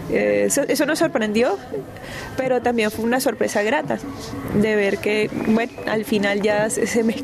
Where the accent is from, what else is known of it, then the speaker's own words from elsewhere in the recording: Cartagena, Bolívar, Colombia; moved away as an adult; now in Paris, France; Yo nací en Cartagena de Indias, en Colombia.